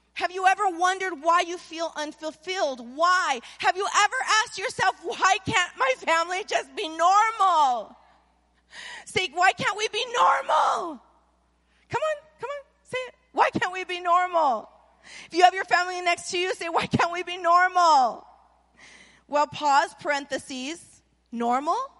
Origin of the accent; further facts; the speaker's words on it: Anaheim, California, United States; now in Las Vegas, United States; I was born in Anaheim